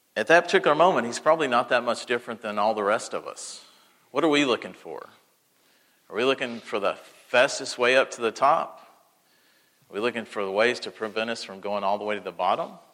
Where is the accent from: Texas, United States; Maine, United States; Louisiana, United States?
Texas, United States; now in Mississippi, United States; I grew up in Texas